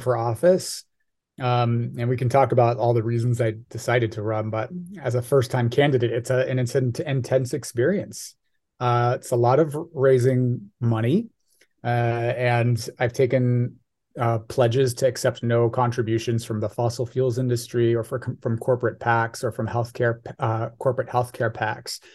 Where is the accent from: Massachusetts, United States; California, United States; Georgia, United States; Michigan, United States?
California, United States; Irvine; I was born and raised in Irvine